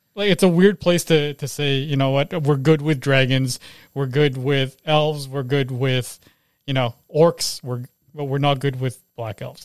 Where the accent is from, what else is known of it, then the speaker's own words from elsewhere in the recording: Canada; I was born here